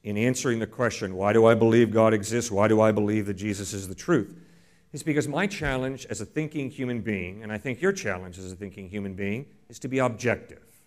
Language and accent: English; New England, United States; I grew up in New England. I didn't grow up in Texas.